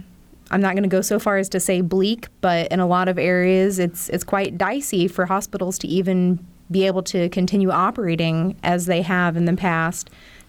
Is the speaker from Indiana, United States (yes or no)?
yes; Sullivan County, Indiana, United States; I'm from Sullivan County, which is about half an hour south of Terre Haute.